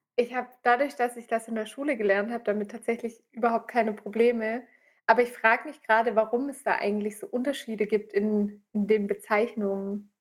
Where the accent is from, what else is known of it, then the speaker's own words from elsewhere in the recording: Swabia, Germany; wie man bei uns im Schwabenland sagt